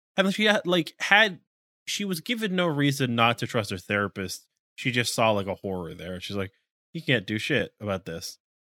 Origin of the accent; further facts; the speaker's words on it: United States; as an American